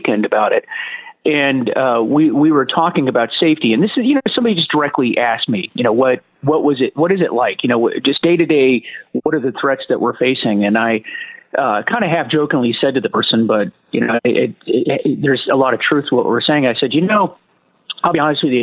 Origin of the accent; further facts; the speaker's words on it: Florida, United States; also born or lived in Norfolk, Virginia / Washington, D.C.; now in Virginia, United States; I'm from Florida originally